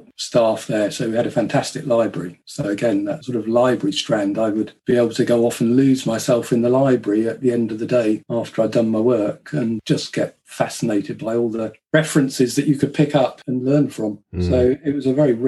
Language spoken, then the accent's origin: English; Kent, South East England, United Kingdom; I grew up in Kent